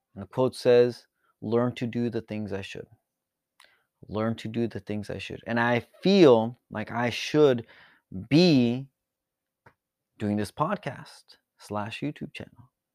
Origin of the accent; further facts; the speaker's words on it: Tijuana, Baja California, Mexico; now in San Diego, United States; I was born here in San Diego, California, and I was actually raised across the border in Tijuana, Baja California.